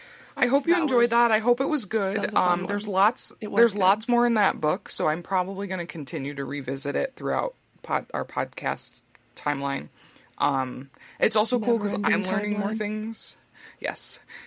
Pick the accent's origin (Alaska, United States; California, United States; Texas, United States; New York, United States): New York, United States; my home state of New York